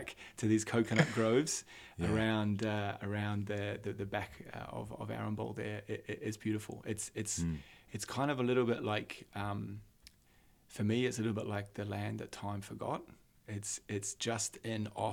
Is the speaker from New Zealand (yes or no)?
yes; New Zealand; also born or lived in Aberdeen, Scotland; I was actually born and raised in New Zealand.